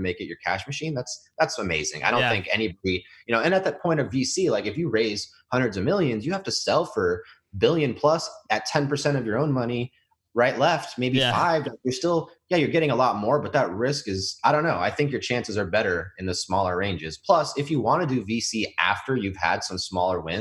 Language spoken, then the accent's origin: English; Houston, Texas, United States; also born or lived in San Francisco, California; I grew up in San Francisco until school started, I guess, like first grade. And then I was in Houston until grade school, high school